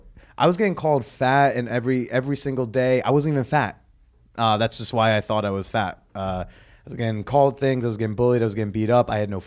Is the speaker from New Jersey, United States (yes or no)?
yes; Norwood, New Jersey, United States; grew up in Norwood.